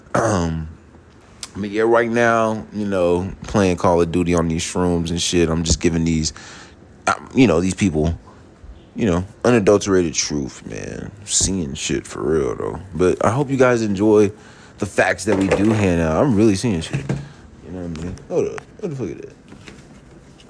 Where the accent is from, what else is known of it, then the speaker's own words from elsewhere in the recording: College Park, Georgia, United States; I'm from College Park. I live in College Park, Georgia